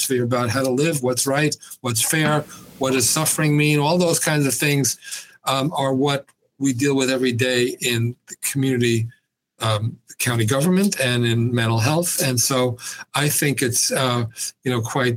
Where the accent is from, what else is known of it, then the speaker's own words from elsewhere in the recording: New York City, New York, United States; moved away as an adult; also born or lived in Binghamton, New York; I grew up in New York City